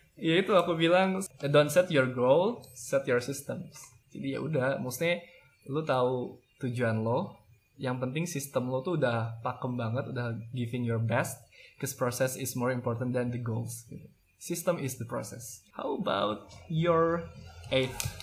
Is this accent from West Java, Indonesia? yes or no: yes; Bandung, West Java, Indonesia; aku dari kota Bandung